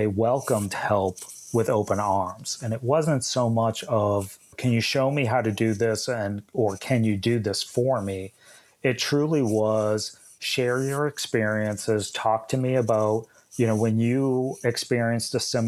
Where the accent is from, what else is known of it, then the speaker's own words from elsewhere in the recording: New England, United States; moved away; I'm originally from New England